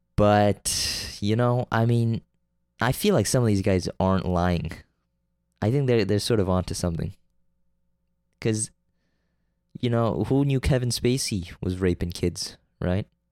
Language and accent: English; Canada; I'm from Canada